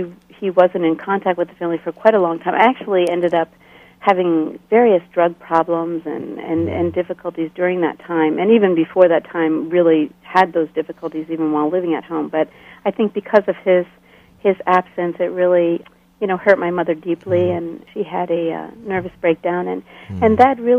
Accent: outside Philadelphia, Pennsylvania, United States; moved away as an adult; also born or lived in Bolivia / Switzerland; now in Lancaster, United States; I grew up in Pennsylvania, a short distance out of Philadelphia, on what they call the main line.

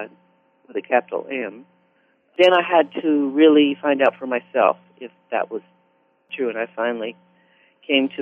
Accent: Santa Barbara, California, United States; also born or lived in Evanston, Illinois / Cuba, New York / Scottsdale, Arizona / Palo Alto, California; we went to school in Santa Barbara all the way through ninth grade

